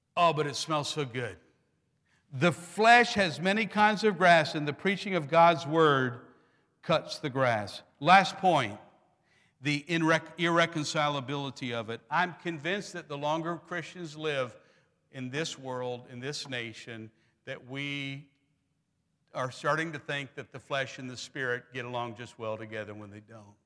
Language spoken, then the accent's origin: English; Pennsylvania, United States; moved away; I'm from Pennsylvania, proud Germans.